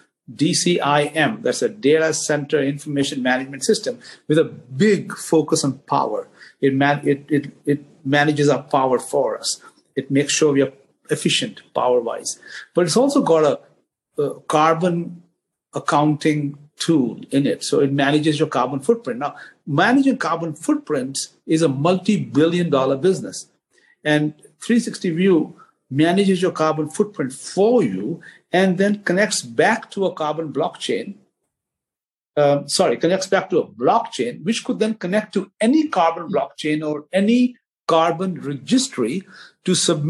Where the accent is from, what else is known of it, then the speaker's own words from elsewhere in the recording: Mumbai, Maharashtra, India; now in Ashburn, United States; as a kid growing up in Bombay in India